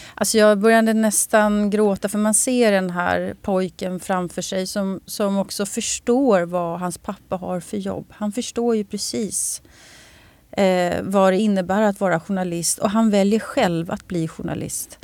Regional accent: Sweden

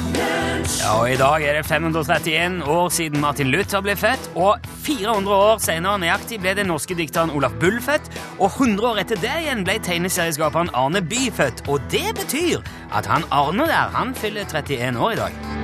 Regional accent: Rogaland, Norway; now in Trøndelag, Norway; Jeg har vært hjemme i Rogaland.

